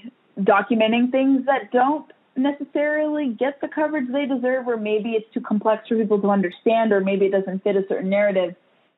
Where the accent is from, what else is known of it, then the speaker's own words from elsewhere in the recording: California, United States; now in Virginia, United States; I've acclimated to Virginia from California. Everyone, I've been here for so long, people think I'm from Virginia now because I've become so well adjusted to the state.